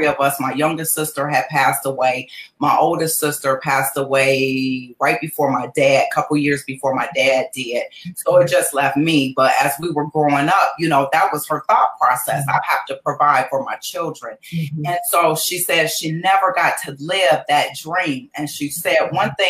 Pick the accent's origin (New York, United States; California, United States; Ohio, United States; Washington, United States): Ohio, United States; Cleveland; moved away as an adult; also born or lived in Atlanta, Georgia; I was born and raised in Cleveland, Ohio. I'm actually back in Cleveland, Ohio now. But I started my business in Atlanta, Georgia